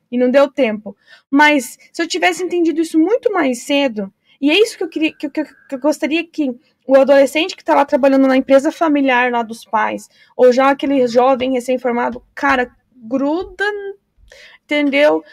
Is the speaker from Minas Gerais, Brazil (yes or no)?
no; Foz do Iguaçu, Paraná, Brazil; eu que sou nascida em Foz